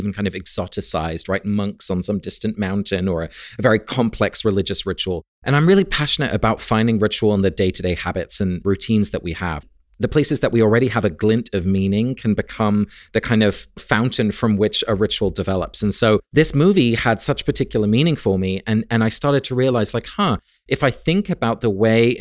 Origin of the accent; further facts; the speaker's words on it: England, United Kingdom; I grew up in England, and I was a little gay boy